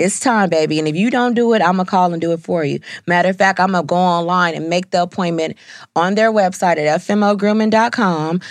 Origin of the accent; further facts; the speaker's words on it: California, United States; moved away; I'm from California